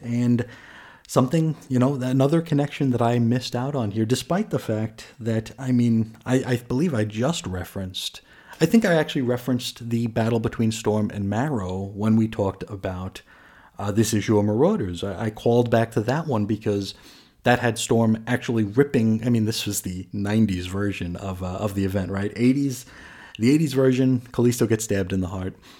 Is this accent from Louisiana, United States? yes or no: no; New York, United States; I grew up in New York